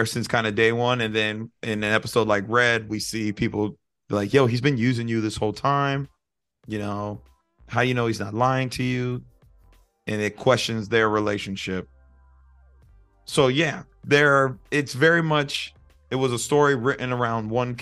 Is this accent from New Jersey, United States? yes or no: no; Florida, United States; We are from Florida